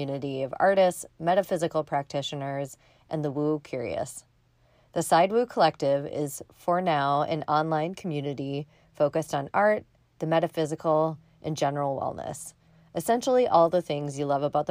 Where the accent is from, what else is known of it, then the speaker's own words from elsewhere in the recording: Minneapolis, Minnesota, United States; my hometown of Minneapolis